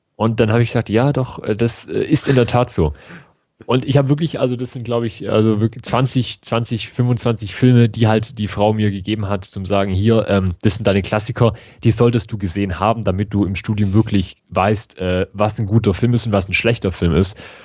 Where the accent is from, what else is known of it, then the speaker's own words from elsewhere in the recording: Germany; bei uns in Deutschland